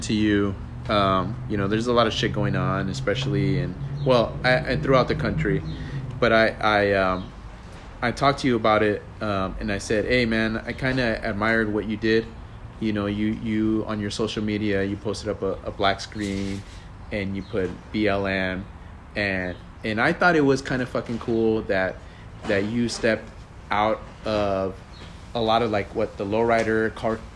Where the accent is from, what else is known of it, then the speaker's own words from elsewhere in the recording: Los Angeles, California, United States; I grew up in Sereno